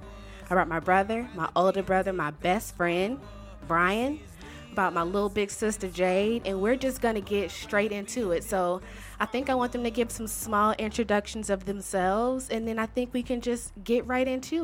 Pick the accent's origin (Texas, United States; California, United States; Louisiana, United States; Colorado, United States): Louisiana, United States; Shreveport; moved away; also born or lived in Chicago, Illinois; I was born and raised in Shreveport, Louisiana. But my family and I spent damn near 15 years in Chicago at one point in time.